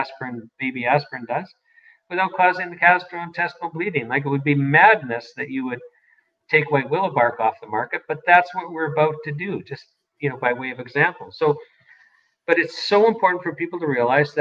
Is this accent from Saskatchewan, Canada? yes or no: yes; Saskatoon, Saskatchewan, Canada; I grew up in Saskatoon.